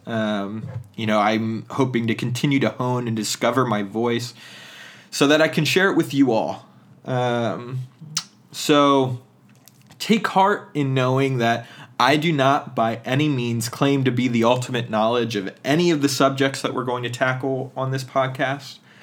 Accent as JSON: {"language": "English", "region": "central Pennsylvania", "country": "United States", "tie": "born or raised there", "moved": "yes", "said": "the dominant culture within central Pennsylvania, and even though there's some things about my tradition growing up"}